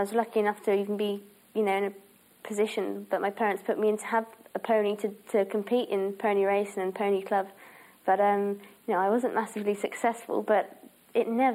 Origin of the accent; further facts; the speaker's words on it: Herefordshire, West Midlands, United Kingdom; moved away; only just over an hour away from where I was brought up in Herefordshire